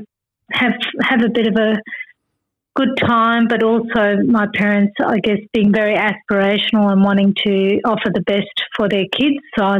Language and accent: English; Perth, Western Australia, Australia; moved away; also born or lived in Kuala Lumpur, Malaysia / Brisbane, Australia; we were growing up in Perth in a very sort of basic house